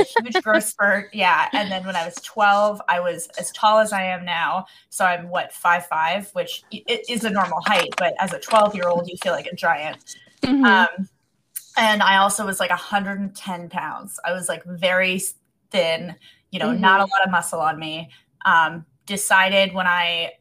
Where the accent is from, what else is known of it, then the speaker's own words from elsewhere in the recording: Northern Virginia, United States; I'm originally from Northern Virginia, and I'm still in Northern Virginia